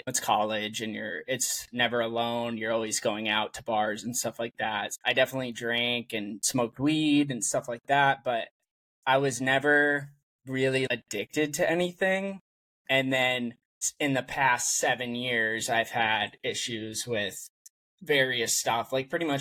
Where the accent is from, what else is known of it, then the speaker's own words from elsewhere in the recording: Massachusetts, United States; moved away as an adult; also born or lived in San Francisco Bay Area, California; now in San Francisco, United States; So I am originally from Massachusetts, and I moved to the Bay Area in San Francisco for work.